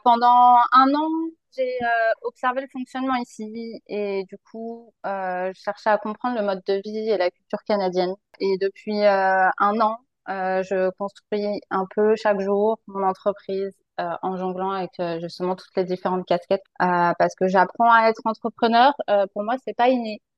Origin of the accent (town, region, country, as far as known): France; moved away as an adult